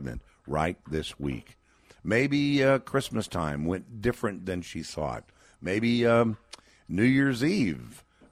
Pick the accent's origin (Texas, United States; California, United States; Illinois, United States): Texas, United States; my home state of Texas